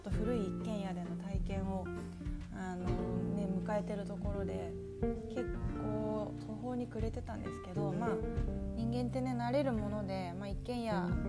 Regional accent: Yokohama, Kanagawa, Japan; also born or lived in Osaka; now in Nagasaki, Japan; 私横浜市出身なので

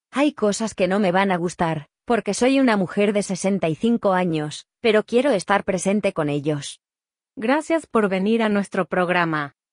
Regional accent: Uruguay; como uruguayos, ¿qué, porcentaje de porcentaje en nuestra composición genética tenemos que tener para, mm, para poder eh, tramitar el pasaporte español?

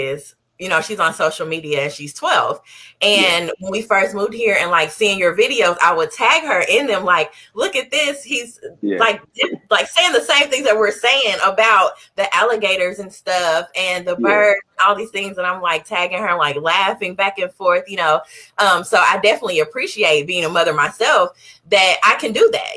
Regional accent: Missouri, United States; moved away as an adult; now in Orlando, United States; I'm from Missouri, so I know about the snow and all of that stuff. So I've been in Florida about, I think, maybe 4 years now

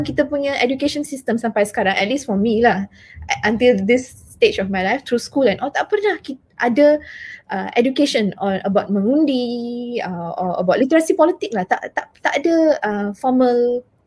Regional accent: Taiping, Perak, Malaysia; I'm from uh, a kampung. Saya dari Taiping and dari kampung Pokok Asam. So I know how they talk over there.

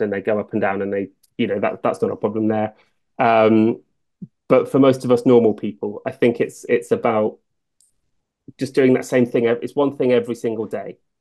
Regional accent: Northamptonshire, East Midlands, United Kingdom; I grew up in Northamptonshire

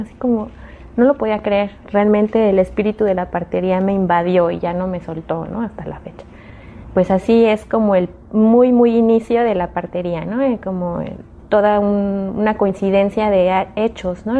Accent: Mexico City, Mexico; yo crecí en la Ciudad de México

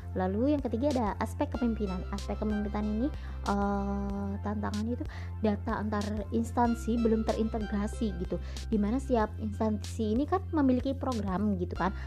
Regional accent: Indramayu, West Java, Indonesia; also born or lived in Yogyakarta; sebagai warga Kabupaten Indramayu

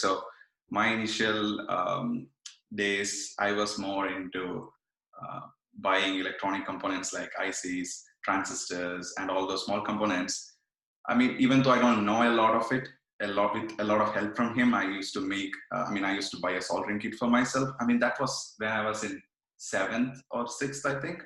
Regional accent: Kannur, Kerala, India; now in Montreal, Canada; I'm from Kerala. I'm from uh, Kannur uh, in Kerala. Uh, now I'm in Montreal

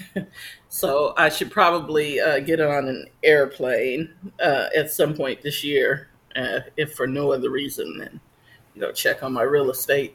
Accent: New Jersey, United States; moved away; I guess my hometown, not so much yours, but. Nah, Jersey

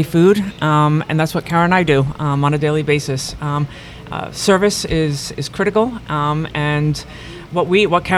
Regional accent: New York, United States; moved away as an adult; also born or lived in Florida / Hawaii / Spain; now in Apopka, United States; I'm a New Yorker

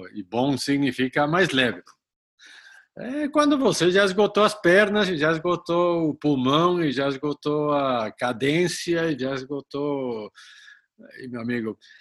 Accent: Colombia; moved away; sou colombiano

